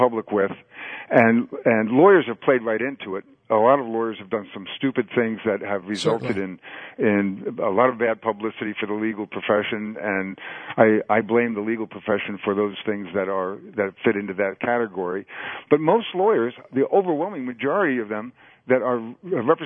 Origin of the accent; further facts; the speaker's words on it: East Coast, United States; when I was a kid growing up on the East Coast